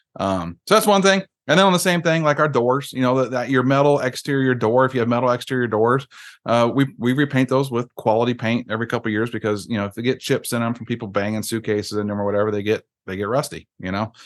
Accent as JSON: {"language": "English", "region": "Iowa", "country": "United States", "moved": "yes", "said": "I'm from Iowa originally"}